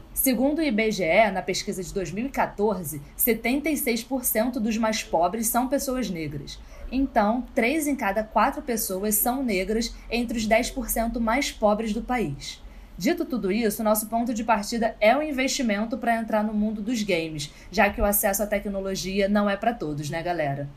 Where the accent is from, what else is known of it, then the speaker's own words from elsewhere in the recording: Rio de Janeiro, Brazil; eu cresci no subúrbio, em Cavalcante